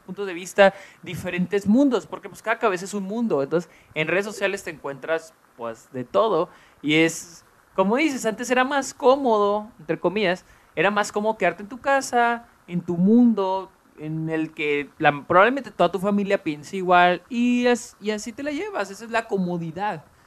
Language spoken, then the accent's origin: Spanish; Mexico; nosotros que somos de México